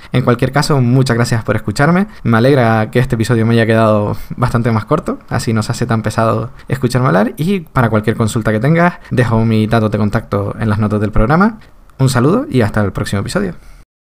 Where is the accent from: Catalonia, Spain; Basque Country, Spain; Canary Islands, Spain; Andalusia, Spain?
Canary Islands, Spain; los canarios